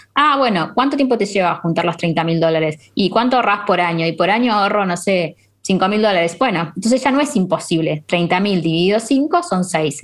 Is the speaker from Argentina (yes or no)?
yes; Argentina; países como Argentina que tenemos esta inflación